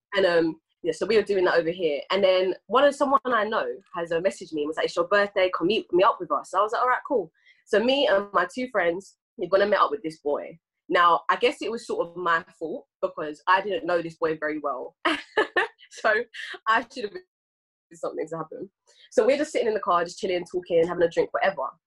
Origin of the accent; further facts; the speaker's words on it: England, United Kingdom; I'm Ghanaian and English